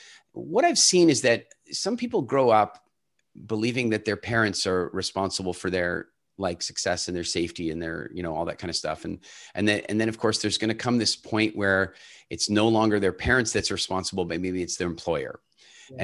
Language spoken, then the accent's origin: English; Canada; also born or lived in South Africa / Ireland / England / Turks and Caicos; I was born in South Africa and largely grew up in Canada, but since then I've lived all over the world, Ireland, England, Turks and Caicos, Dominican Republic.